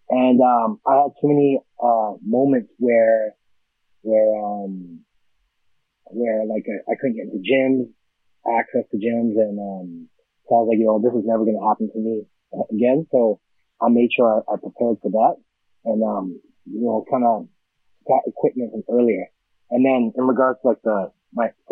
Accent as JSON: {"language": "English", "town": "Edmonton", "region": "Alberta", "country": "Canada", "tie": "born or raised there", "said": "I'm born and raised in Edmonton, Alberta"}